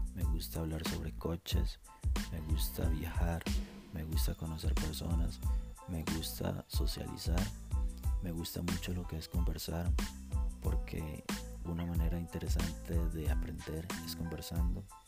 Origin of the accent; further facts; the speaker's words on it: Costa Rica; Tengo veintiséis años, soy de Costa Rica.